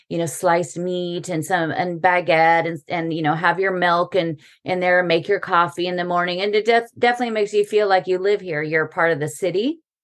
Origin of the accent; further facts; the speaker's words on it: United States; now in Paris, France; as an American